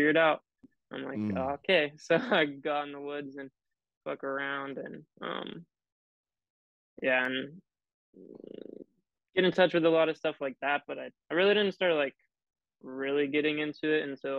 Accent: Bellingham, Washington, United States; born and raised in Bellingham.

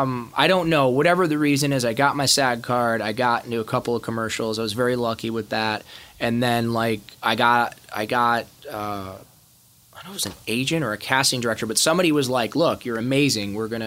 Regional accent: Ohio, United States; I hated the … because I grew up in Ohio and that's what the guys that beat me up listened to.

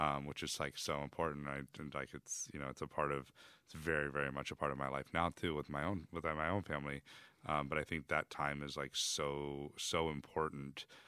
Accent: Texas, United States; I was born in Texas

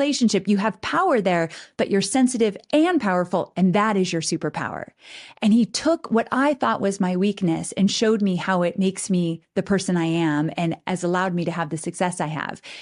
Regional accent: Southern California, United States; moved away as an adult; now in Nashville, United States; I was born and raised in Southern California

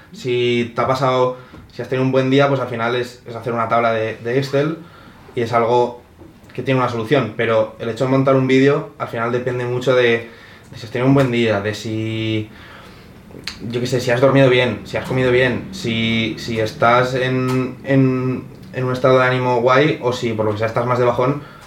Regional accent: Spain; now in Madrid, Spain; yo soy de España

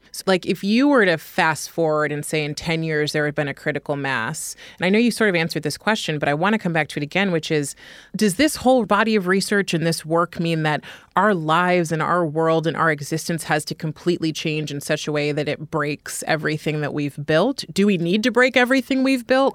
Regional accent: California, United States; now in New York, United States; I'm from California. I live in New York

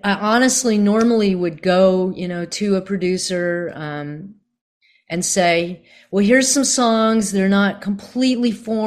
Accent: Virginia, United States; also born or lived in Boston; now in Nashville, United States; I grew up in Virginia

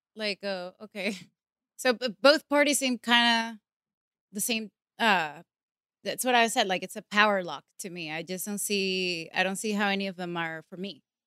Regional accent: Venezuela; English is a second language; moved away; I come from Venezuela

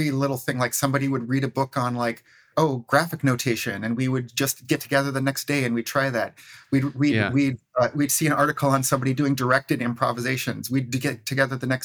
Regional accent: Waukesha, Wisconsin, United States; moved away as an adult; also born or lived in Minneapolis; I grew up in Waukesha, Wisconsin

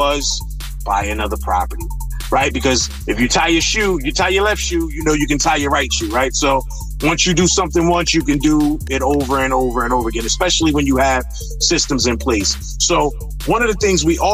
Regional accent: East Orange, New Jersey, United States; I grew up in East Orange in North New Jersey

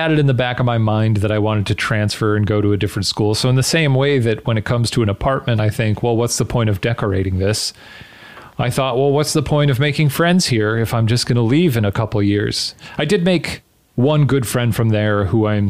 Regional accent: outside Chicago, Illinois, United States; I grew up outside Chicago in a suburb

